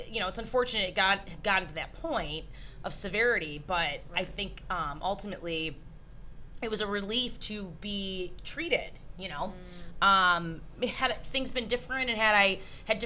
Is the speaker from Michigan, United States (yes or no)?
yes; Michigan, United States; we're from Michigan.